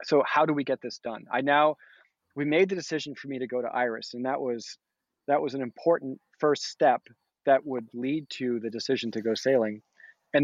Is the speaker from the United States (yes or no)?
yes; United States; also born or lived in Massachusetts / Rhode Island; I grew up coastal cruising in Massachusetts and Rhode Island.